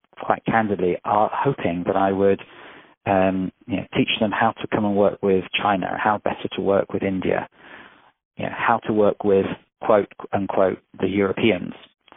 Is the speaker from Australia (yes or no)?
no; England, United Kingdom; moved away; also born or lived in Israel; I grew up in England, I spent a lot of my years in Israel